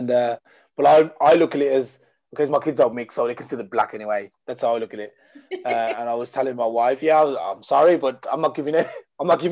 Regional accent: England, United Kingdom; I was raised in England

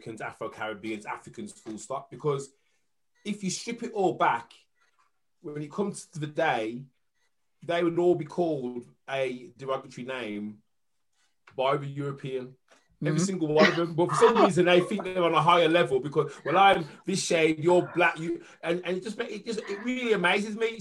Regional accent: England, United Kingdom; my identity is I'm English, but my parents are from Jamaica

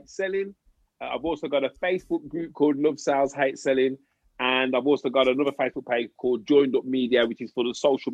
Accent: England, United Kingdom; accent: English; a black guy with an English accent

